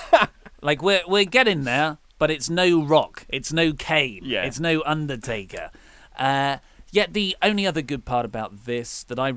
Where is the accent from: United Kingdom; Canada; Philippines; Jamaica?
United Kingdom; we're British.